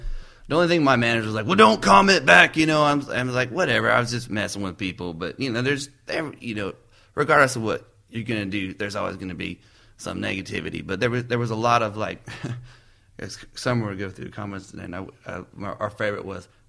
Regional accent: California, United States; also born or lived in the South; We're both from California, and out west, you know, it's a whole different kind of thing out there.

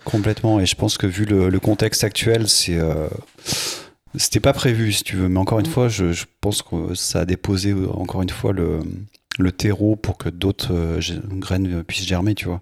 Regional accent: Mizérieux? / west of Lyon, Auvergne-Rhône-Alpes, France; j'ai grandi à Miry, dans l'ouest lyonnais.

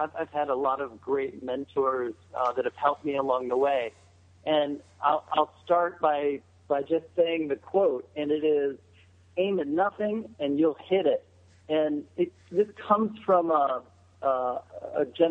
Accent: Cincinnati, Ohio, United States; I grew up outside of Cincinnati

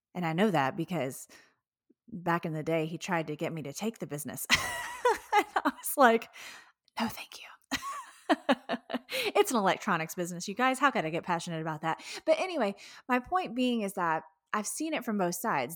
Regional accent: Houston, Texas, United States; I'm from Houston

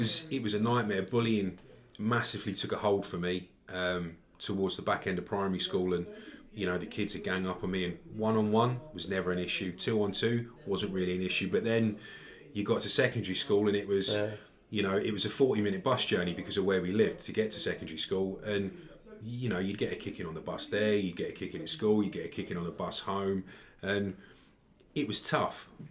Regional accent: Enfield, North London, Scotland, United Kingdom; So originally born and bred in Enfield in North London.

